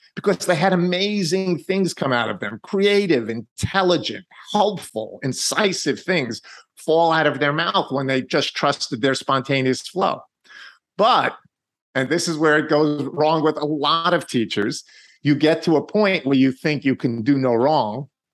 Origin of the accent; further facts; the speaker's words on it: New York, United States; I'm from New York